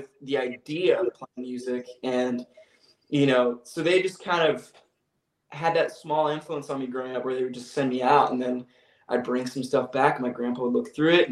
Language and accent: English; Sacramento, California, United States; I'm from Sacramento, California originally